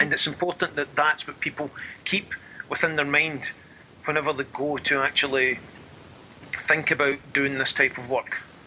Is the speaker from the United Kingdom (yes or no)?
yes; Scotland, United Kingdom; I'm Scottish